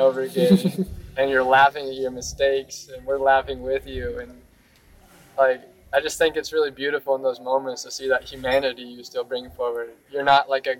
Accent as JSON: {"language": "English", "country": "United States", "tie": "born or raised there", "said": "growing up in Christianity in the U.S."}